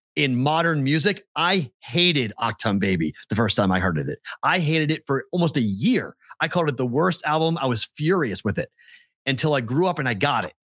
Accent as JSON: {"language": "English", "town": "Boston", "region": "Massachusetts", "country": "United States", "also_born_or_lived": "Huntsville", "moved": "as an adult", "said": "I was from Boston"}